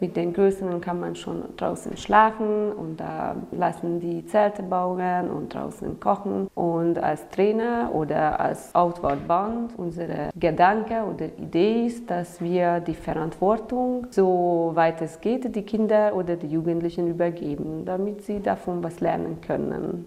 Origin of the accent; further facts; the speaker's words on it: Hungary; German is a second language; now in Romania; Ich komme ursprünglich aus Ungarn